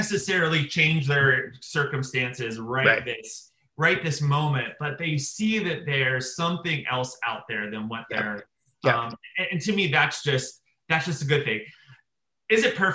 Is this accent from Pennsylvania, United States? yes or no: yes; outside of Pittsburgh, Pennsylvania, United States; growing up outside of Pittsburgh, yeah. Pennsylvania